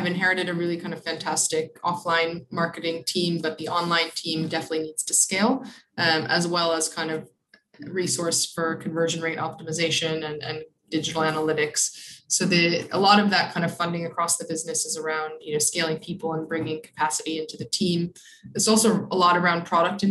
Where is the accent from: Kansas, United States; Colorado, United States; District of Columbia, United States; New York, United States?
New York, United States; Buffalo; moved away; I'm from Buffalo, New York